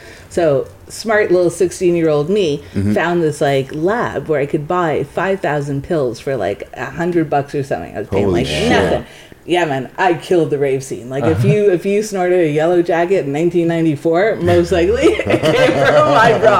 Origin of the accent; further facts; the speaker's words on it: Jamaica; now in Toronto, Canada; Yeah, I'm not from Toronto originally. Everyone in Jamaica call it Jewtown.